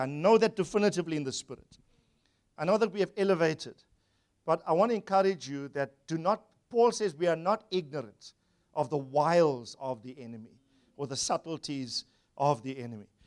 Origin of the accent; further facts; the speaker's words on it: Durban, KwaZulu-Natal, South Africa; Grew up in Wentworth, Durban, South Africa